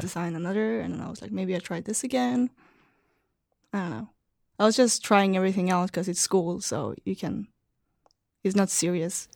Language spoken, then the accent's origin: English; Malmö, Skåne, Sweden; moved away as an adult; also born or lived in Amsterdam, Netherlands; now in San Francisco, United States; So I'm from Malmö, and it's right over the bridge from Copenhagen.